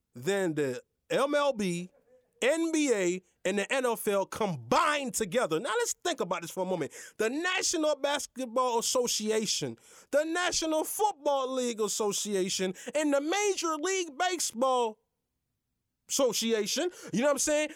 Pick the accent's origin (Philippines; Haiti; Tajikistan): Haiti; now in United States; I am Haitian, but I am American citizen